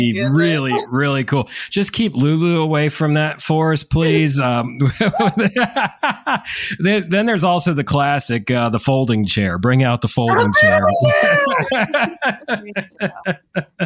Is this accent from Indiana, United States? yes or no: no; Connecticut, United States; moved away; I grew up in Connecticut